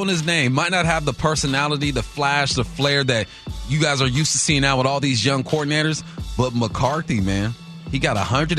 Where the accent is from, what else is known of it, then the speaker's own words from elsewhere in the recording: Los Angeles, California, United States; Now, I grew up in West L.A.